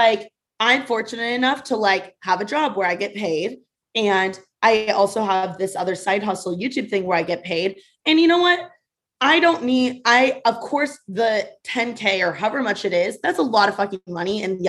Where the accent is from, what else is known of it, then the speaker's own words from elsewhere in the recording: Midwest, United States; So if they're from the Midwest, easy money. I got this in my bag, right? Because I'm from the Midwest.